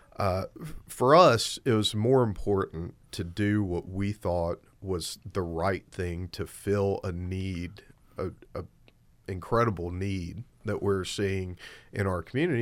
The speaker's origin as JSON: {"language": "English", "town": "Albany", "region": "Georgia", "country": "United States", "tie": "born or raised there", "also_born_or_lived": "Athens, Georgia / St. Louis, Missouri / Atlanta, Georgia", "said": "I was born and raised in Southwest Georgia"}